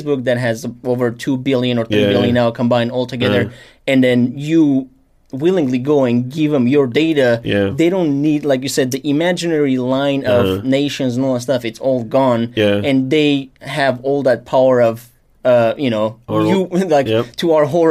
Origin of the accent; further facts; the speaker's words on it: Armenia; I'm Armenian